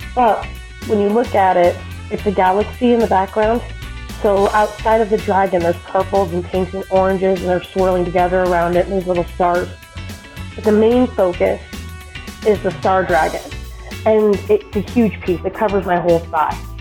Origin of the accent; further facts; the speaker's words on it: Colorado, United States; I'm from Colorado